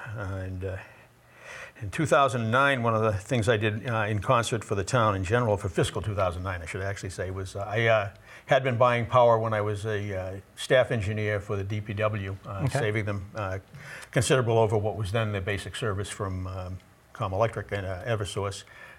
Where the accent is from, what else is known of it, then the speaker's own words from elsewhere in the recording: Westwood, Massachusetts, United States; I was born and raised in Westwood, Massachusetts. I graduated from Westwood High School in 1965.